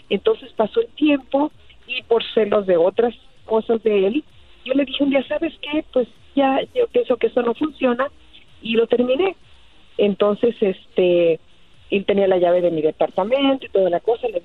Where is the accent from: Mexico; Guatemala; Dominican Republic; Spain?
Mexico; Guerrero; Y yo soy de Guerrero